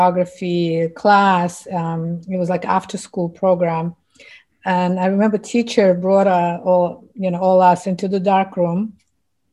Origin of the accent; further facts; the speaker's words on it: Ufa, Bashkortostan, Russia; English is a second language; moved away as an adult; now in New York City, United States; I came from Russia, where I lived half of my life, and when I started photography back in the 80s, in my Republic of Bashkortostan, I was the only female fine art photographer.